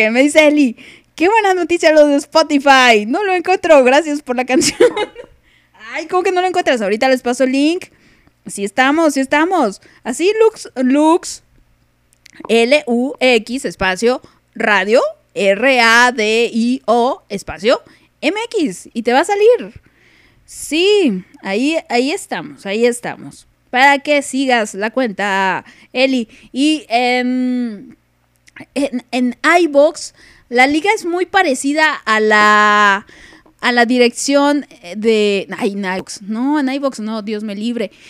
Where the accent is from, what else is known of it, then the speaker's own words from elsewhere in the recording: Chile; accent: Chilean; Joder, joder, que no quiero perder mi acento español, que diga mi acento chileno